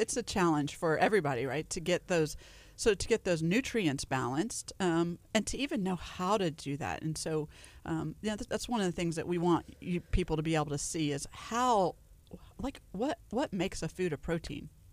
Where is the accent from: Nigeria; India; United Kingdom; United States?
United States; Louisiana; now in Texas, United States; I grew up in Louisiana, so we had bunny bread